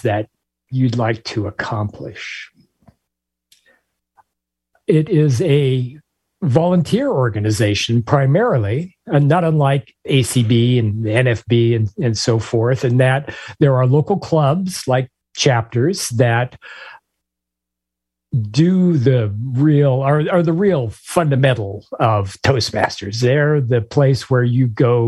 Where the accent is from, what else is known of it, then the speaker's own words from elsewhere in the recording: Spokane, Washington, United States; moved away as an adult; now in Florida, United States; I was born and raised in Washington State